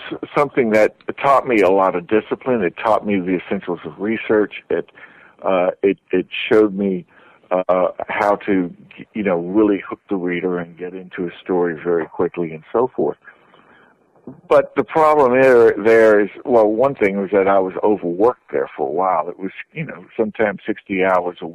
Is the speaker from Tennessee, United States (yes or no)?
yes; Tennessee, United States; I was a kind of growing up in Tennessee